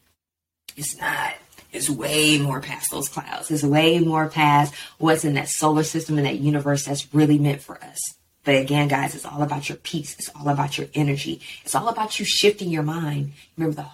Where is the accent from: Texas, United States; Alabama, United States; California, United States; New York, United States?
Texas, United States; growing up in Texas in my mind frame of I'm from Texas and Texas is everything